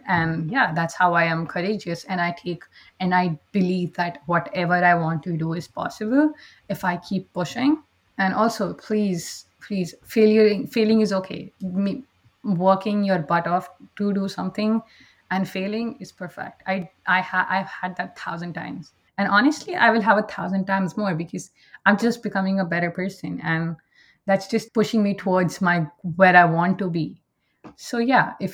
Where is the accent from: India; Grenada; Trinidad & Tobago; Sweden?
India; moved away as an adult; now in Canada; I am originally from India, but I migrated to Canada around 2 years back with my entire family.